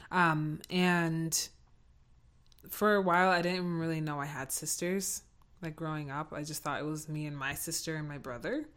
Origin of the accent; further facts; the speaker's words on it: United States; I'm also American